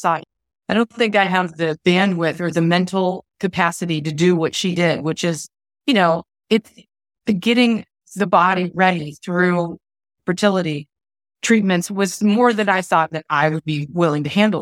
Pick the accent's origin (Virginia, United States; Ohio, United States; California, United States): Ohio, United States; moved away as an adult; now in Phoenix, United States; I'm from Ohio originally, although the last couple of years have been moving back and forth all around the country. Right now, I live in Phoenix, Arizona.